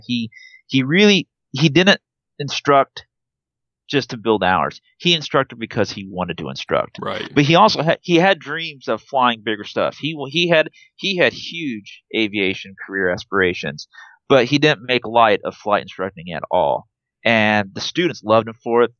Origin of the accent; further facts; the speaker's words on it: Trumbull, Nebraska, United States; also born or lived in Wood River, Nebraska; I grew up in Trumbull, uh, but then eventually we moved to a town called Wood River